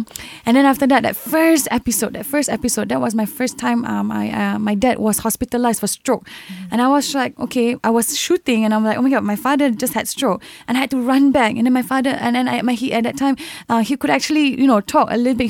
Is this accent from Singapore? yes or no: yes; Singapore; I came from a very neighborhood background, from Sembawang Secondary School. I am a neighborhood girl